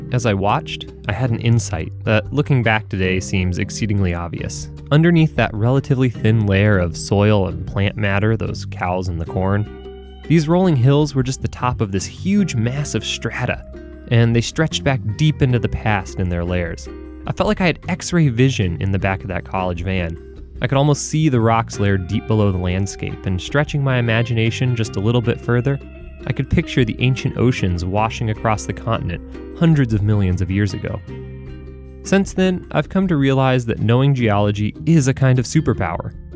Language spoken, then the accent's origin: English; North Carolina, United States; moved away as an adult; also born or lived in southern Minnesota; I grew up in North Carolina, and I thought we had it all there with mountains to the west and oceans